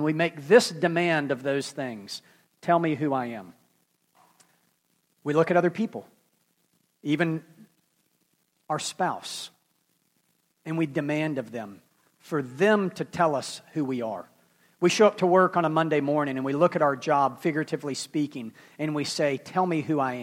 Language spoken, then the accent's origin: English; Memphis, Tennessee, United States; I'm from Memphis